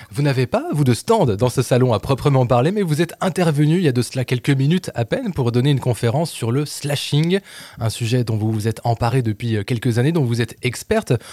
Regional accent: France; ici chez nous en France

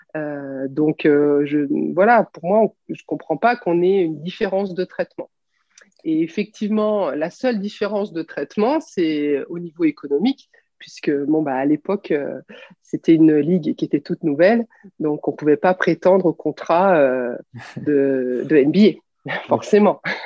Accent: France; on est française ou européenne

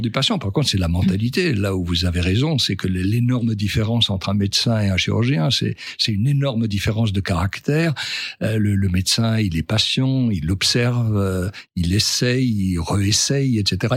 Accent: France; quand on est un Français

